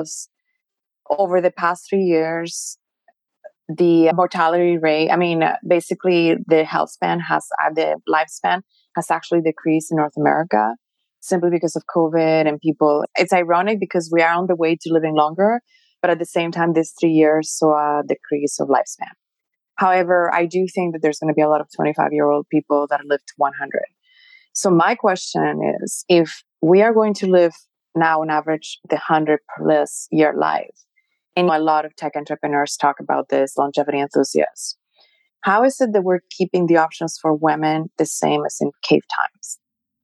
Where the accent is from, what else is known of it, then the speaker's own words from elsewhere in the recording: Mexico; I'm Mexican. I was born in Mexico